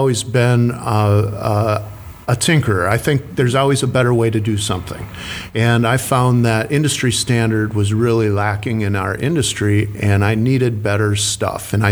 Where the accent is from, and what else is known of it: Minnesota, United States; born or raised there